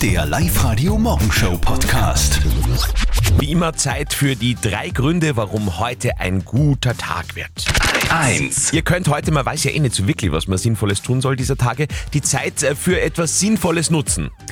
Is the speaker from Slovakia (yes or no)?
no; Upper Austria, Austria; bei uns in Oberösterreich